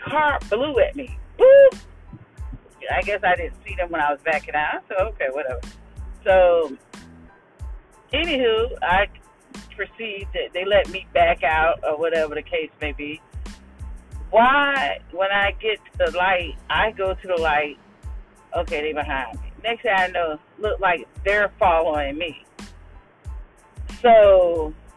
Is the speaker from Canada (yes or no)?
no; Jacksonville, Florida, United States; my hometown, which is Jacksonville, Florida